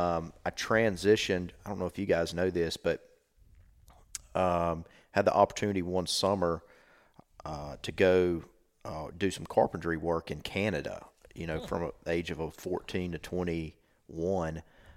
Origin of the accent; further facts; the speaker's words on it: Alabama, United States; I grew up in South Alabama, and we had, you know, 15 acres around my house.